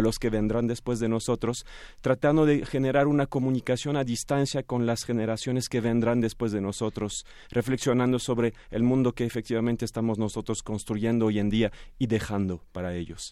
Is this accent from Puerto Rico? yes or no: no; France; tres franceses, soy el más mexicano de los franceses